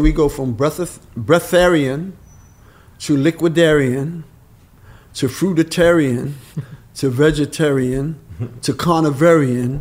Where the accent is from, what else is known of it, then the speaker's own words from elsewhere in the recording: New York City, New York, United States; I was born and raised in Harlem